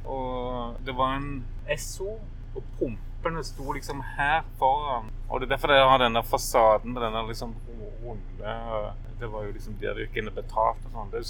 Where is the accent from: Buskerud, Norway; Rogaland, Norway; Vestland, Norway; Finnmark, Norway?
Rogaland, Norway; Kvanland; Men eh, jeg er fra Kvanland. Jeg er oppvokst på Kvanland